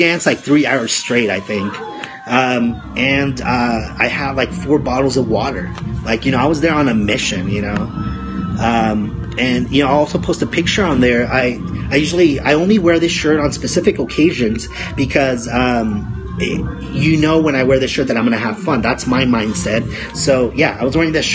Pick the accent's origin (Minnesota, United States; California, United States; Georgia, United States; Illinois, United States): California, United States; Los Angeles; now in Oregon, United States; Los Angeles, California, my hometown